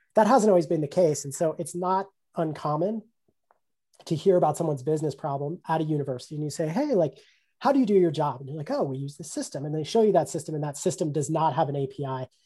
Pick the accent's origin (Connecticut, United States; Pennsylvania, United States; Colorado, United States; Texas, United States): Colorado, United States; my home state of Colorado